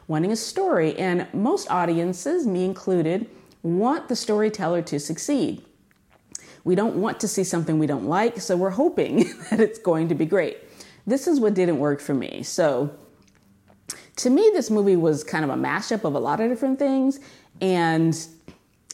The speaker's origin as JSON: {"language": "English", "region": "California", "country": "United States", "moved": "yes", "said": "I'm from California"}